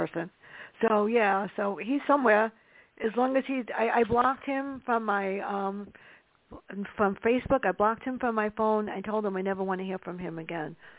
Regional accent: New York City, New York, United States; Growing up in the South Bronx mm. with my sister

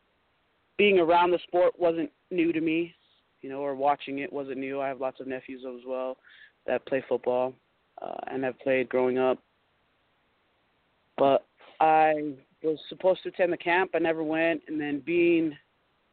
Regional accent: Utah, United States; also born or lived in Long Beach, California; I was born in Long Beach, California, and I've been in Utah since I was four. So I'm a Utah girl

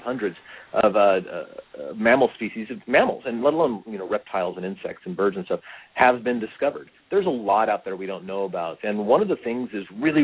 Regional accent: Long Beach, California, United States; moved away as an adult; now in Oregon, United States; I grew up in Long Beach, California

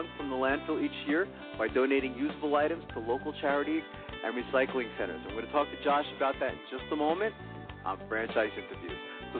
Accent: New York, United States; born there; now in Pennsylvania, United States; I was born in New York, and so I don't even have to ask you how the weather is there today because I'm in Pennsylvania.

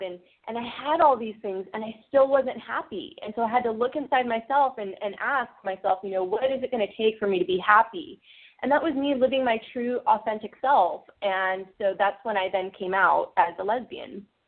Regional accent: Orange County, Southern California, United States; now in San Francisco Bay Area, United States; I grew up in Southern California in a very conservative Orange County

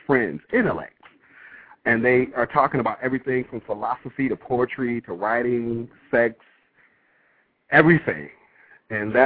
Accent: Detroit, Michigan, United States; born and raised in Detroit

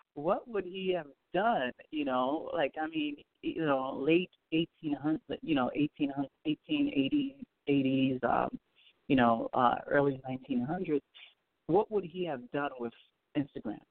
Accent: Port-au-Prince, Ouest, Haiti; now in United States; I'm from Haiti. I was born in Haiti. I was born in Port au Prince, Haiti.

